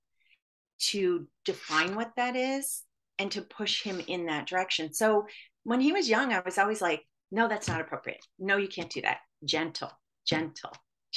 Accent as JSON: {"language": "English", "region": "Michigan", "country": "United States", "tie": "born or raised there", "said": "when I was growing up in Michigan"}